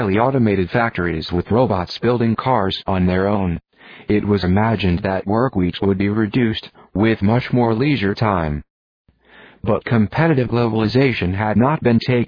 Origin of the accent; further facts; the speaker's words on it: India; now in United States; I was now seeing my hometown with foreign eyes.